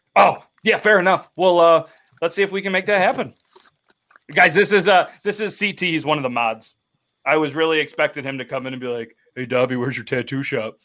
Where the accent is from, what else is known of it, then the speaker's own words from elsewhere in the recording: Ontario, Canada; I'm from Ontario